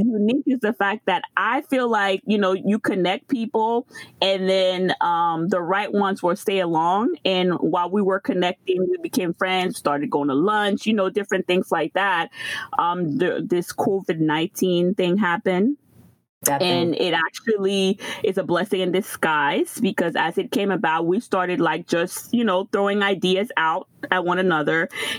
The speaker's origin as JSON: {"language": "English", "region": "Florida", "country": "United States", "said": "So I am from Florida."}